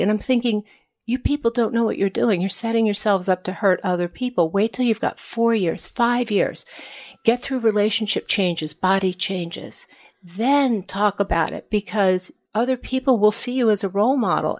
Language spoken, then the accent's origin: English; Washington, United States; growing up in Washington